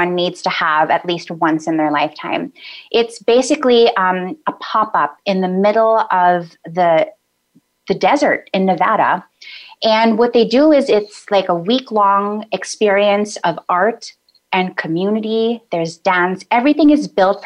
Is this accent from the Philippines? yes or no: yes; Philippines; now in United States; being Filipino